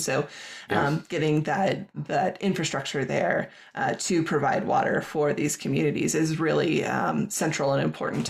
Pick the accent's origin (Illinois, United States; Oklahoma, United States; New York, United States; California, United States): California, United States; Thousand Oaks; moved away as an adult; also born or lived in Portland, Oregon / Utah; now in Boulder, United States; growing up in Southern California, I grew up in a town called Thousand Oaks, about an hour north of LA. And, you know, it's on the western coast of California.